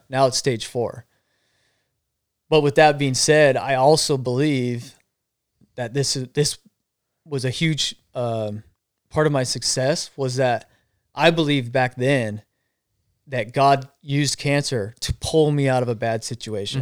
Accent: Arizona, United States; I'm from Arizona, so it gets hot

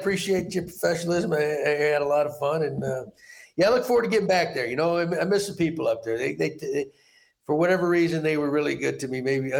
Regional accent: Montana, United States; born there; Because I was born in Montana. For some reason, I thought maybe I need to go back.

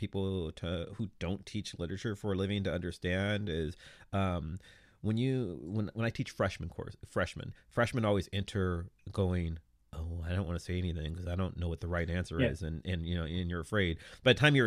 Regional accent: United States; being an American

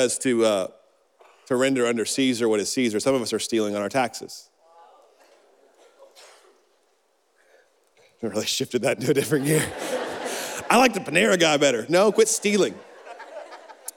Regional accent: Birmingham, Alabama, United States; little good Christian, little Baptist boy in Birmingham

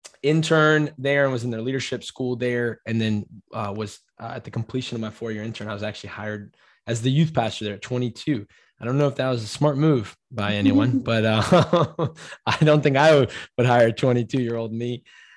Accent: Glencoe, Minnesota, United States; Yeah, so I lived in Minnesota in the originally near the cities till I was six. My parents got divorced around then. And I moved out with my mom to the to rural Minnesota near Hutchinson. If you really know it, it's called Glencoe, Minnesota.

